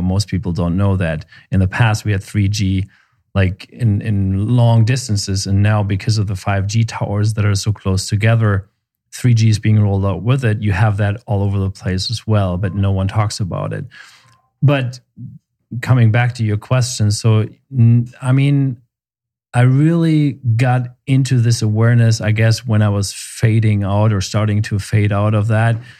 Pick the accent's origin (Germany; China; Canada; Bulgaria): Germany; also born or lived in Seattle, United States / Memphis, United States; now in Santa Fe, United States; I'm originally from Germany, and we moved to the U S a long time ago.